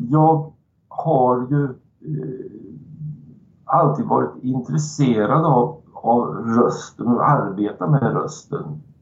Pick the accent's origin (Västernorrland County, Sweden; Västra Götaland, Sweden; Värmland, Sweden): Värmland, Sweden; en, en, sak som man hade fått lära sig tidigt som värmlänning